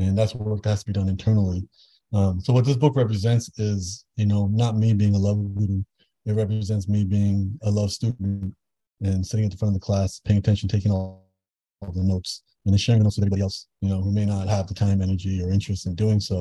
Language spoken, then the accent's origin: English; Toronto, Ontario, Canada; I grew up in Toronto, born and raised